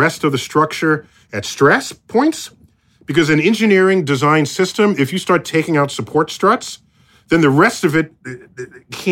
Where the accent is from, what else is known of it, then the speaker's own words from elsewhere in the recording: United States; as an American